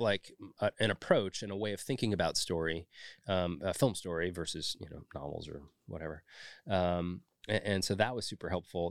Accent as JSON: {"language": "English", "town": "Orinda", "region": "California", "country": "United States", "tie": "born or raised there", "also_born_or_lived": "San Francisco / Schenectady, New York / Los Angeles", "moved": "as an adult", "said": "I was born in San Francisco in the city proper and then raised in the East Bay in a little town called Orinda"}